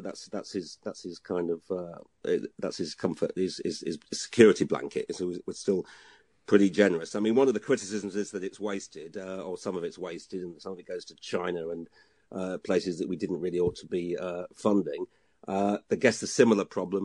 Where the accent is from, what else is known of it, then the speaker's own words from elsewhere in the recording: Hull, Yorkshire and the Humber, United Kingdom; moved away; I'm from Hull uh, and then going back up there for Christmas